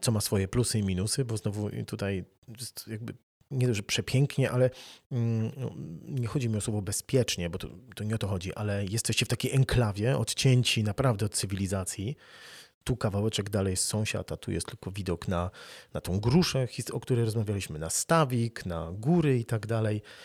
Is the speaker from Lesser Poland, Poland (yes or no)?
no; Wrocław, Lower Silesian Voivodeship, Poland; moved away as an adult; also born or lived in Gdańsk; Ja się urodziłem na Dolnym Śląsku, urodziłem się w Wrocławiu, dużo mieszkałem